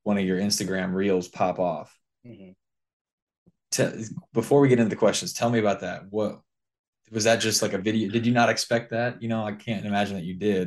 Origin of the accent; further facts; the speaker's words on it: Japan; moved away as an adult; growing up in Japan, my high school basketball coach